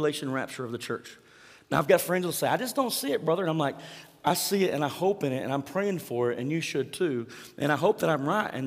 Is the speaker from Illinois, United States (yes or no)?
no; Mangum, Oklahoma, United States; growing up in Mangum, Oklahoma, 215 East Franklin Street, to be exact.